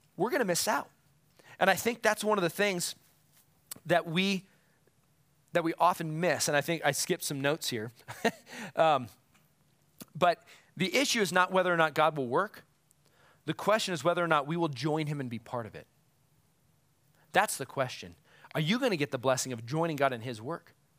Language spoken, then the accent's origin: English; United States; as an American